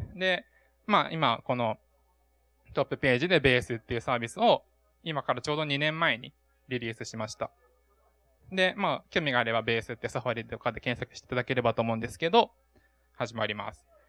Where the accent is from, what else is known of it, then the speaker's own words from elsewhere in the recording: Oita, Japan; moved away; 僕の地元大分